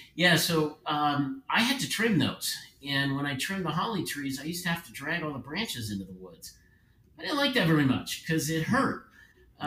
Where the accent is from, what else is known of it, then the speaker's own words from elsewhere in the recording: Philadelphia, Pennsylvania, United States; Born and raised in Philadelphia